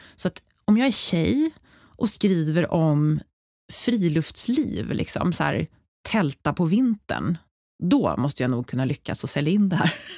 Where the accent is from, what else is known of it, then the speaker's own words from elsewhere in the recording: Uppsala, Uppsala County, Sweden; fick jobb på en, ett företag i Uppsala, där jag är uppväxt